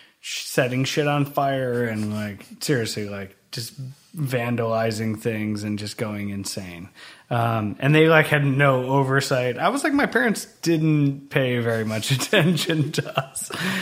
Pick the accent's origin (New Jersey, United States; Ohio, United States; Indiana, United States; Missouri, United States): Ohio, United States; Cleveland area; I grew up in Cleveland, kind of grew up in this like blue collar working class town, 15 miles east of Cleveland.